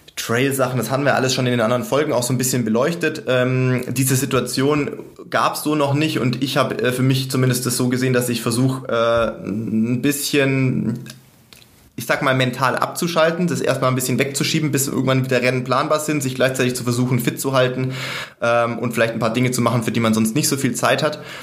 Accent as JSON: {"language": "German", "town": "Sindelfingen", "region": "Baden-Württemberg", "country": "Germany", "tie": "born or raised there", "also_born_or_lived": "Regensburg", "moved": "yes", "said": "wie ich in Sindelfingen, sag ich mal, äh, sportlich groß geworden bin in der Jugend und dann auch in Regensburg"}